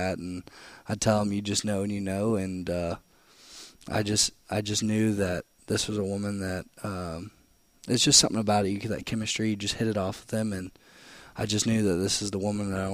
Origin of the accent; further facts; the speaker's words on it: Canton, Michigan, United States; now in Florida, United States; I'm from Canton, Michigan. My mom was a nurse growing up